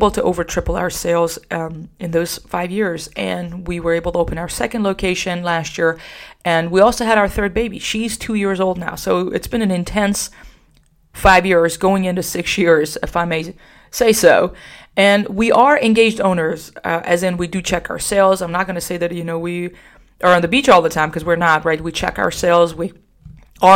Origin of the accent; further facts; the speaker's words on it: Iran; also born or lived in Socorro, New Mexico; now in San Antonio, United States; I am Iranian, so we just love having people over all the time